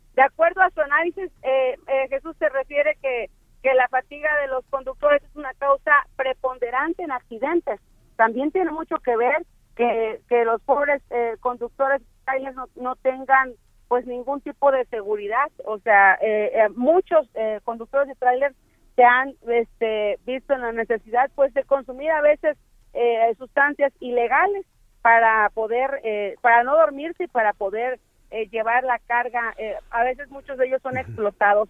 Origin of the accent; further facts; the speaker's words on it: Mexico; quienes perdemos somos los mexicanos